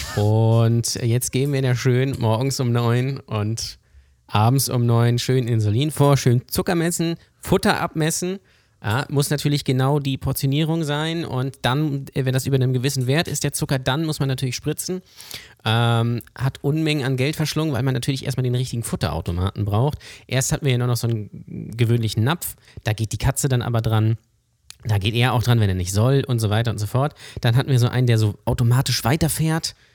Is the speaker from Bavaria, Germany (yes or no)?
no; Lübeck, Schleswig-Holstein, Germany; ich komme gebürtig aus Lübeck und bin auch hier aufgewachsen